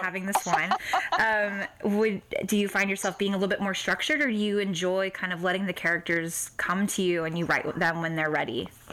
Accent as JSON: {"language": "English", "region": "Texas", "country": "United States", "said": "I'm from Texas and I'm a very proud Southerner"}